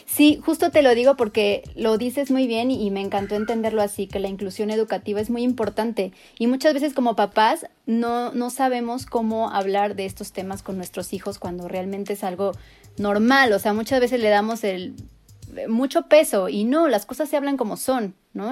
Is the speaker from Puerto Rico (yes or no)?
no; Mexico; somos mexicanos chidos